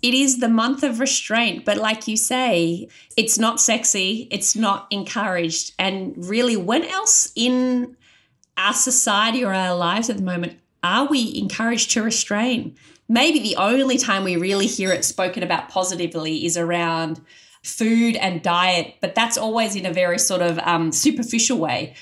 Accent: Australia; I was an Australian convert with none of those cultural trappings

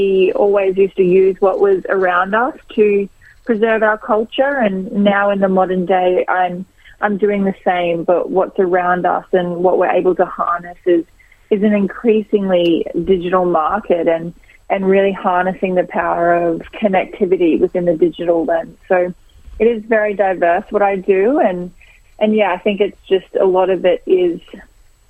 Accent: Brisbane, Queensland, Australia; I'm from Brisbane

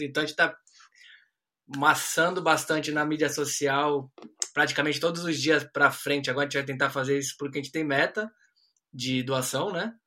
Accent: Brazil; now in Australia; como um bom brasileiro

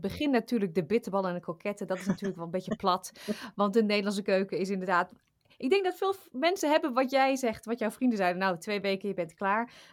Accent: Achterhoek, Gelderland, Netherlands; moved away; ik kom uit de Achterhoek van oorsprong

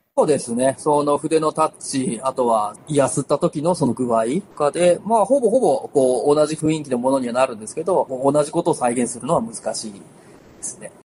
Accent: Gifu, Japan; moved away as an adult; now in Tokoname, Japan; 僕は岐阜県の出身なんです

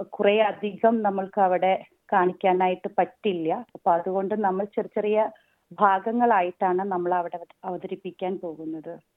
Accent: Kerala, India; now in Sydney, Australia; നമ്മളൊക്കെ നാട്ടിൽ ജനിച്ച് ആ കലകൾക്കിടയിലൂടെ നടന്ന് നടന്ന് വളർന്നു വന്ന ആൾക്കാരാണ് നമ്മളൊക്കെ

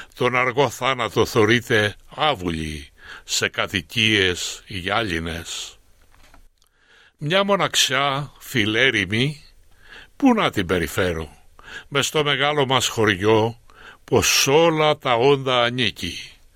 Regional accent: Koskina, Western Greece, Greece; moved away as an adult; also born or lived in Athens; now in Australia; Κοσκινά είναι το χωριό μου, το χωριό που γεννήθηκα

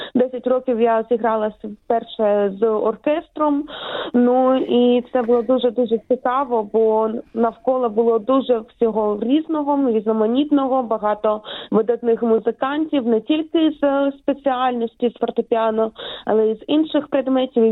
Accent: Kherson, Kherson Oblast, Ukraine; also born or lived in Kyiv; Я з України народилася я в Києві, але перші свої кроки зробила в місті Херсон

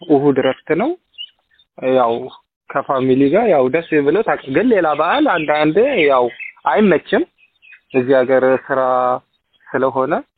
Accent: Ethiopia; now in Melbourne, Australia; እንደ ኢትዮጵያዊ ባህላችን

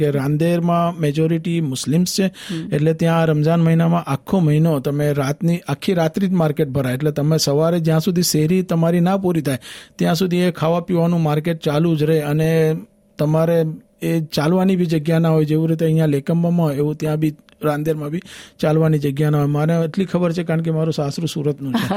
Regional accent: Vadodara, Gujarat, India; moved away as an adult; now in Australia; હું મૂળ વડોદરાનો છું

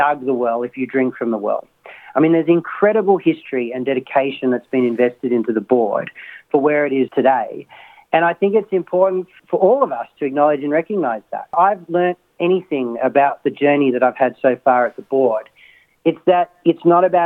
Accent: Sydney, New South Wales, Australia; I was born in Sydney. I'm a Masada College graduate.

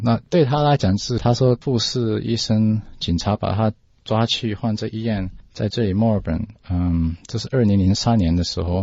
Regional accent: Australia; Chinese is a second language; 在澳大利亚出生的。我的中文讲得不太好

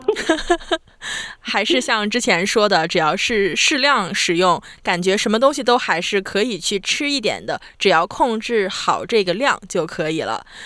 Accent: southern China, China; now in Australia; 我是南方人嘛

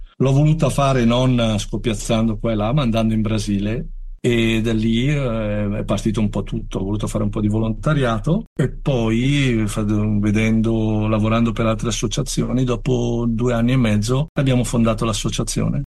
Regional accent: Bergamo, Lombardy, Italy; io che sono bergamasco

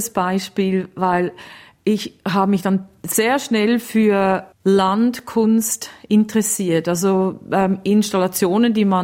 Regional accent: Australia; Ich Doppelbürgerin? Ich bin Australierin, aber ich, es ist mir völlig bewusst, dass ähm, Leute vor mir hier waren und dass ähm, ich quasi auf gestohlenem Land wohne.

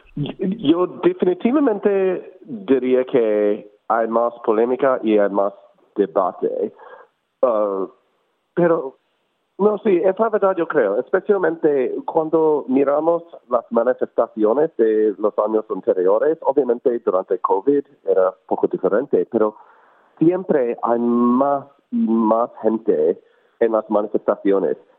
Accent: United States; now in Melbourne, Australia; yo soy inmigrante de los Estados Unidos originalmente

